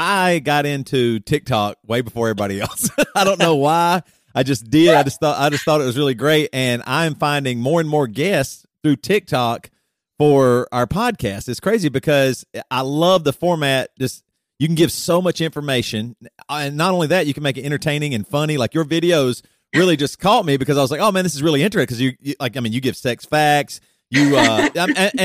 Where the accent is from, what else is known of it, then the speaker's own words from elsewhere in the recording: South Carolina, United States; also born or lived in Charlotte, North Carolina; now in Midwest, United States; We're both from South Carolina.